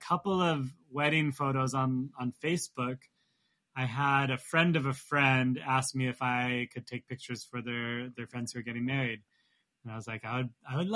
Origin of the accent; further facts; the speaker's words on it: Santa Barbara, California, United States; now in New York, United States; I'm born and raised in Santa Barbara